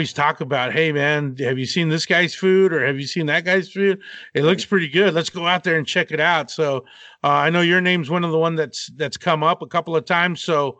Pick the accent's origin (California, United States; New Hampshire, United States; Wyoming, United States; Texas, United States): Texas, United States; Abilene; also born or lived in Austin; Yeah, I'm born and raised in Texas, West Texas. Okay. In Abilene, and spent the last like 17 years on and off in Austin or Round Rock area